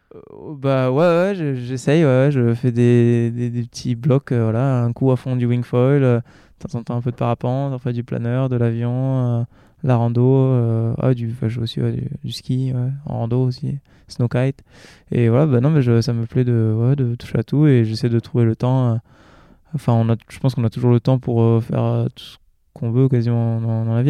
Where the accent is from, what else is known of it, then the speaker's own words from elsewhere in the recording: New Caledonia; moved away as an adult; j'ai passé quasiment toute ma vie en Calédonie